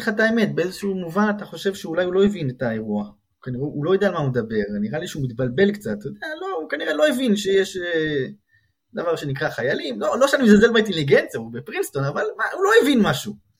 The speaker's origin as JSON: {"language": "Hebrew", "country": "Israel", "tie": "born or raised there", "moved": "as an adult", "lives_now": "Princeton, United States", "said": "יש כמה זוגות ישראלים, אנחנו מביניהם, שבאנו מהארץ"}